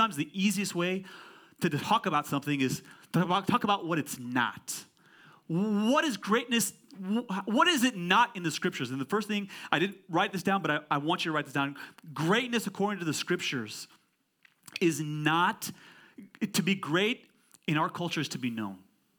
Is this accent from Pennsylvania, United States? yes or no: no; California, United States; I'm from Silicon Valley, Pastor Ali.